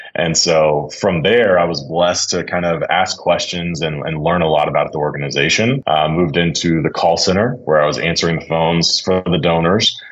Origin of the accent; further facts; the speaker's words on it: Dallas, Texas, United States; I grew up in Dallas, born and raised